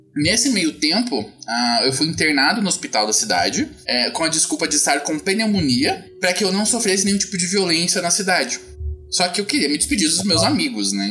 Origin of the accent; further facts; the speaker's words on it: Curitiba, Paraná, Brazil; Sou de Curitiba